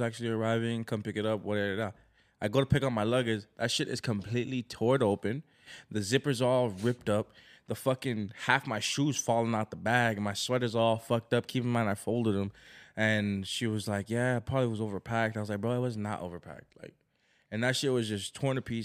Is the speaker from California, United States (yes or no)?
yes; Los Angeles, California, United States; We're like